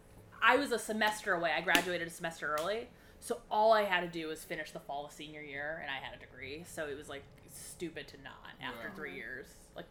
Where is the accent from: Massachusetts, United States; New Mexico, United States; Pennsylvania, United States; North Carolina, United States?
Pennsylvania, United States; Scranton; moved away as an adult; also born or lived in Syracuse, New York; now in New York City, United States; I'm from Scranton, Pennsylvania, about 2 hours outside.